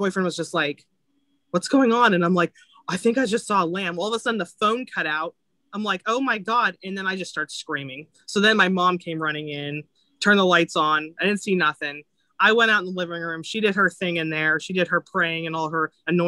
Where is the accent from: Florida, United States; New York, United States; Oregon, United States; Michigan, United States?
Florida, United States; I grew up in Florida and Tampa was my team